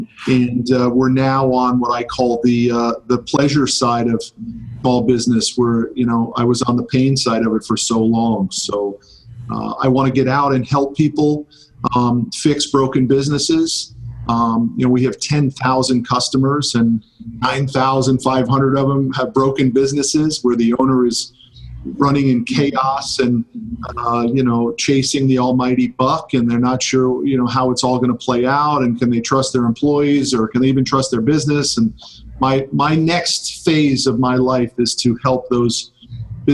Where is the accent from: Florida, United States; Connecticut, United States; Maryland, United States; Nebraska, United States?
Connecticut, United States; I grew up in Connecticut, not too far from you.